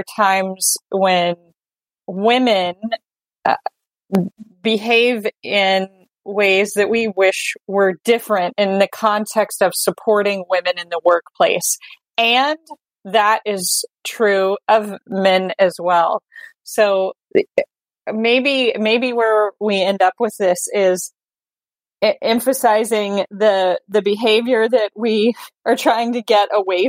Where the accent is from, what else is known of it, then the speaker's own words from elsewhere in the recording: Texas, United States; I grew up in Texas, where it is a very patriarchal culture